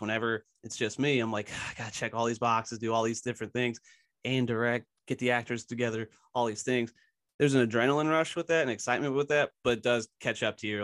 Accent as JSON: {"language": "English", "region": "Tennessee", "country": "United States", "tie": "born or raised there", "also_born_or_lived": "Philadelphia, Pennsylvania", "lives_now": "Knoxville, United States", "said": "I grew up mostly in Tennessee. I moved from Philly when I was younger."}